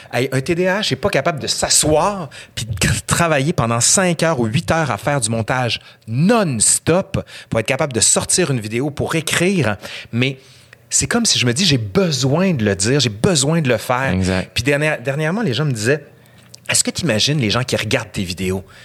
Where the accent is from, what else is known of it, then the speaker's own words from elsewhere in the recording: Quebec City, Quebec, Canada; accent: accent de Québec; Je viens de fucking Sainte-Foy. J'ai fait mon cours à l'école Filto, compagnon de quartier.